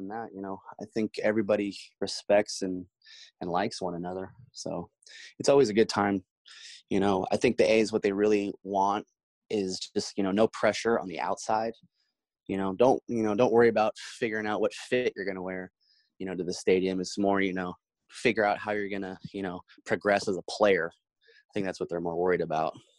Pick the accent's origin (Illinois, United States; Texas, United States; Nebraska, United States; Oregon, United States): Oregon, United States; Portland; I'm from Portland